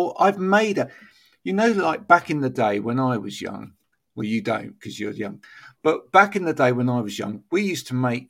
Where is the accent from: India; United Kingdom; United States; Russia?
United Kingdom; England; especially because we're very English, aren't we? So, well, you're Scottish, but we're very English, some of us